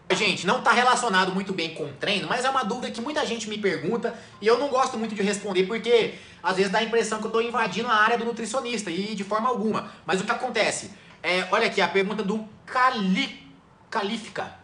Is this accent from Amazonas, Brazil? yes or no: no; Machado, Minas Gerais, Brazil; moved away; also born or lived in São Paulo; Eu sou natural de São Paulo, mas eu morei em Machado. Minha infância inteira eu morei em Machado, sul de Minas